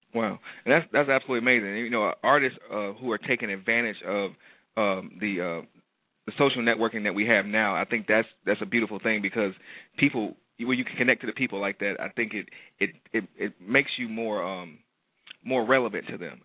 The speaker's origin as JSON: {"language": "English", "town": "Detroit", "region": "Michigan", "country": "United States", "tie": "born or raised there", "said": "Detroit, Michigan, um, my hometown"}